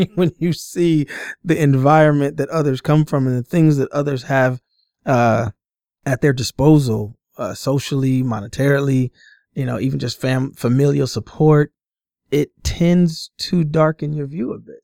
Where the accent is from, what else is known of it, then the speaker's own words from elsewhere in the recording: Omaha, Nebraska, United States; born and raised in Omaha, Nebraska, um, grew up my entire, um, childhood and adolescent life, teen life in, uh, North